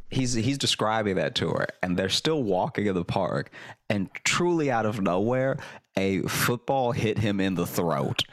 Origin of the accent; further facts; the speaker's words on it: Louisiana, United States; moved away; also born or lived in Chicago / New York; I grew up in Louisiana